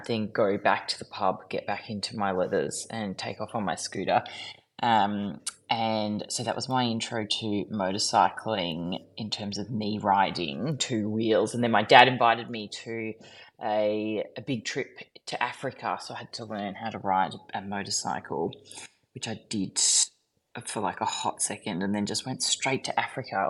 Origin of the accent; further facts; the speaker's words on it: Melbourne, Victoria, Australia; also born or lived in Jasper, Canada / Cairns; I left Canada when I was like two-ish, moved to Cairns. My brother came into the world, moved to Melbourne. My parents split up and then stayed in Melbourne